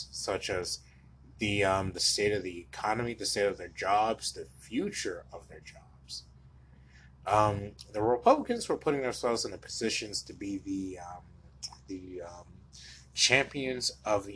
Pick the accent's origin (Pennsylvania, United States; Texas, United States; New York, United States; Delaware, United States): Delaware, United States; Wilmington; moved away as an adult; also born or lived in Baltimore, Maryland; now in Houston, United States; I am a native of Baltimore, Maryland, and I grew up in Wilmington, Delaware.